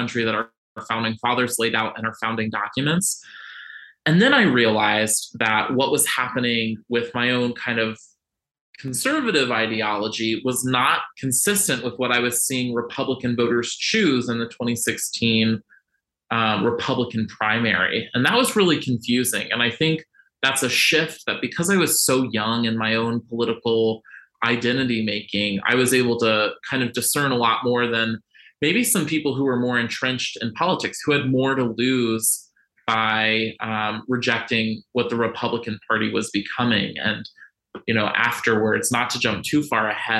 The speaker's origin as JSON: {"language": "English", "town": "Virginia Beach", "region": "Virginia", "country": "United States", "tie": "born or raised there", "said": "I grew up in Virginia Beach, Virginia, which is one of the most conservative cities in the country"}